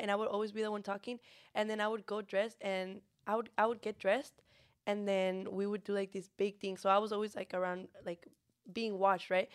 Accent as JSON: {"language": "English", "town": "Monterrey", "region": "Nuevo León", "country": "Mexico", "tie": "born or raised there", "moved": "yes", "lives_now": "San Antonio, United States", "said": "I was born in Monterrey, Nuevo León"}